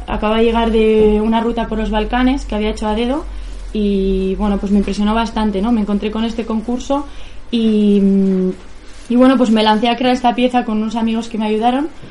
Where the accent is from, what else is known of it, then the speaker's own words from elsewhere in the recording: a village near Bilbao, Basque Country, Spain; tengo 27 años y soy de un pueblito cerca de Bilbao.